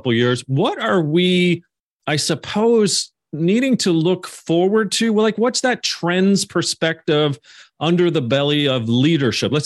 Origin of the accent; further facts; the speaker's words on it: Canada; my home country of Canada